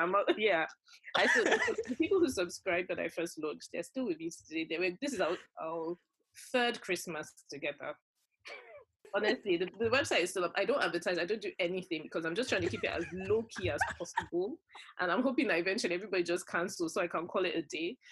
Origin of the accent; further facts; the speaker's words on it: Nigeria; moved away as an adult; growing up in Nigeria, I came, I was already like fully grown when I came here